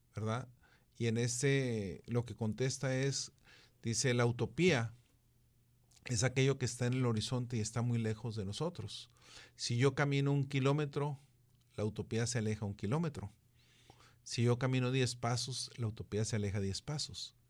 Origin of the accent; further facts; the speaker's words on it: Mexico; como mexicanos que fuimos conquistados